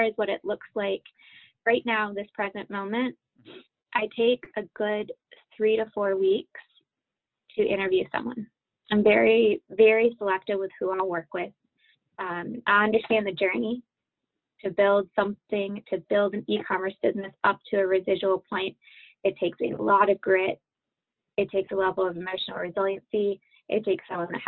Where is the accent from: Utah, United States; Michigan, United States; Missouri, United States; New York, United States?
Michigan, United States; Holland; now in Richmond, Virginia, United States; Holland is where I'm from